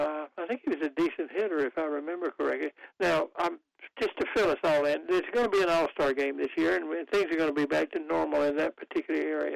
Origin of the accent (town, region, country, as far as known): Goldsboro, North Carolina, United States; born or raised there